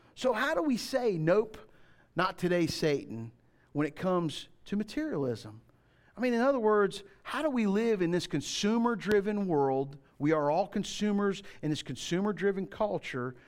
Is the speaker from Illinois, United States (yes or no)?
no; Florida, United States; When I grew up in Florida, this is way back in the day, um, we didn't lock the doors